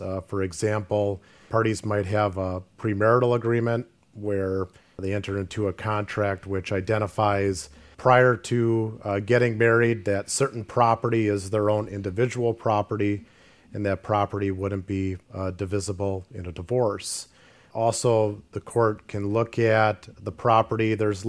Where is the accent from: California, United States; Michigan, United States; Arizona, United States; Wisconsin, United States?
Wisconsin, United States; Grafton; I'm from Grafton, so I've been born and bred here in Ozaukee County.